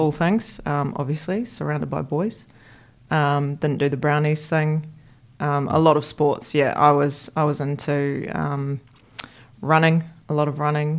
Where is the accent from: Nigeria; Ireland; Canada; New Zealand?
New Zealand; Christchurch, Canterbury; I grew up in Christchurch. So I'm a born and bred Cantabrian, red and black, through and through